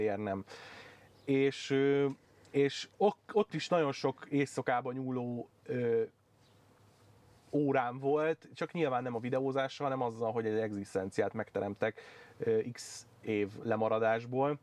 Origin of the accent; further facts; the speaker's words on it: Budaörs, Pest, Hungary; moved away; én budaörsi vagyok, Igen. onnan származom